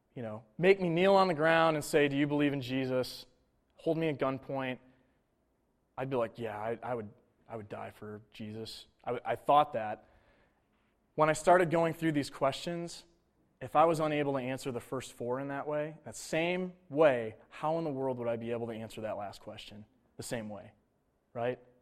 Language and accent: English; Buffalo, New York, United States; Bills are my hometown team